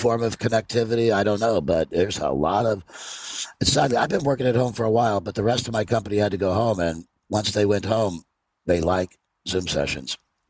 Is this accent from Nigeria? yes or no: no; Ireland; I mean, it's hard to get your hand, but I'm Irish. We'll tell some stories.